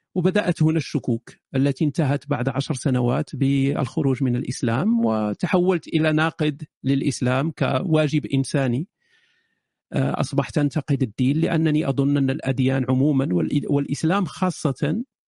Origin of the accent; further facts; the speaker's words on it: Morocco; moved away as an adult; also born or lived in Germany; أنا شاب مغربي عشت في المغرب إلى سن 18